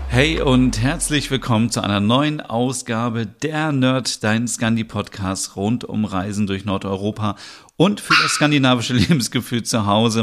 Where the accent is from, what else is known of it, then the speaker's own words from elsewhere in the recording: North Germany, Germany; Ich bin ja in der Nähe von Hamburg aufgewachsen oder auch geboren